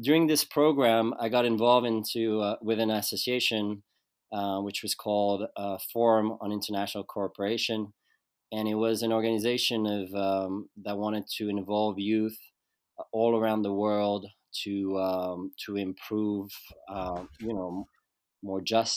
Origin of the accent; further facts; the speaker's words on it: Lausanne, Vaud, Switzerland; moved away; I was born in Switzerland, Lausanne, which is a city on the French side of Switzerland. And I grew up there